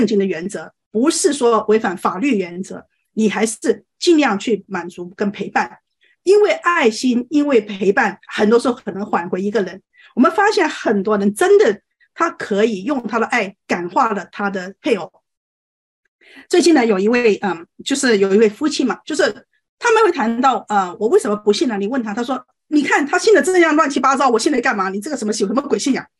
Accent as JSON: {"language": "Chinese", "country": "China", "said": "我们呃，作为中国人，我觉得最大的问题就是说对情感没有认知"}